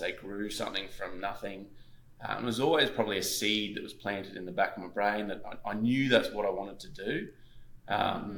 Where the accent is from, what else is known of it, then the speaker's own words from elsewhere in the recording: Gold Coast, Queensland, Australia; I grew up on the Gold Coast, Queensland, Australia